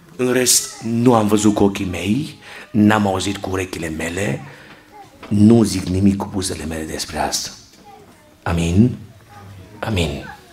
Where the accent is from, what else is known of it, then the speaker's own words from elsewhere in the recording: Cluj-Napoca, Cluj County, Romania; Locuiam în Cluj-Napoca de când eram mic și mergeam în Feliacu, făceam naveta